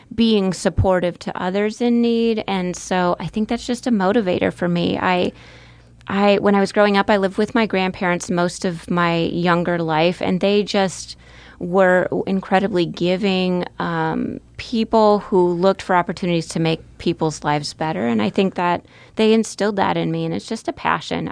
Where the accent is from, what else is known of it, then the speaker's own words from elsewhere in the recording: Marshfield, Wisconsin, United States; moved away as an adult; also born or lived in Minnesota; now in Omaha, United States; I grew up in central Wisconsin, n, in the small town of Marshfield, near Marshfield, Wisconsin